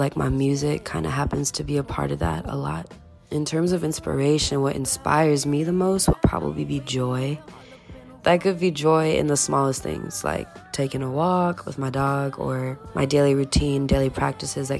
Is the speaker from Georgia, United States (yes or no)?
yes; Atlanta, Georgia, United States; also born or lived in India; I was originally born in India, but I moved here at the age of 7 years old. I call Atlanta my home. It's because I've grown up here.